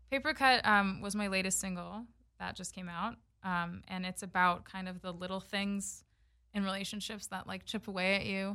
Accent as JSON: {"language": "English", "town": "Los Angeles", "region": "California", "country": "United States", "tie": "born or raised there", "said": "Born and raised in LA, and my mom is Canadian"}